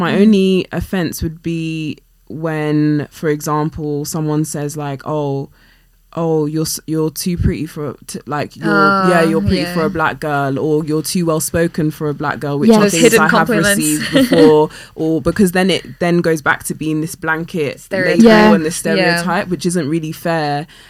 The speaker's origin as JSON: {"language": "English", "region": "London", "country": "United Kingdom", "tie": "born or raised there", "said": "not just black, I'm, you know, I'm West African, I'm Ghanaian, etc., then I would be very upset. But I think growing up in West London, which is majority white, like where I particularly live, and I've even recently moved to Chelsea, which is even more"}